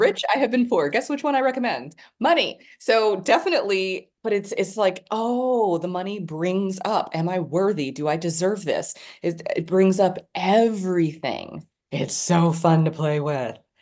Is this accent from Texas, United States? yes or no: yes; Dallas, Texas, United States; also born or lived in New York City; I was born in Dallas. I was literally born in my house